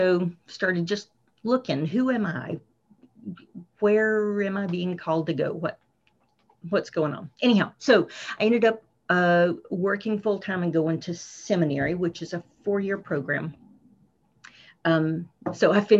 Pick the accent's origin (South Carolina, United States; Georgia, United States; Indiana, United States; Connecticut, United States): South Carolina, United States; moved away as an adult; now in Prince Rupert, Canada; I am from South Carolina, originally in the southern U.S.